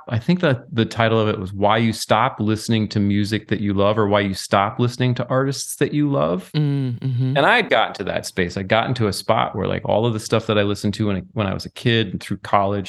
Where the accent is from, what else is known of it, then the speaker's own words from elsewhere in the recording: Lanesboro, Minnesota, United States; I grew up in Lanesboro, Minnesota.